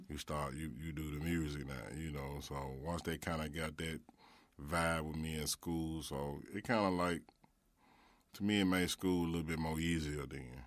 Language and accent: English; Memphis, Tennessee, United States; I was growing up in Orange Mound